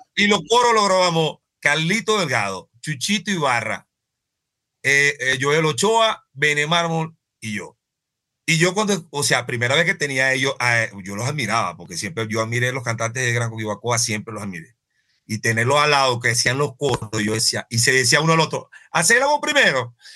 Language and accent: Spanish; Venezuela; moved away as an adult; now in Colombia; yo soy venezolano.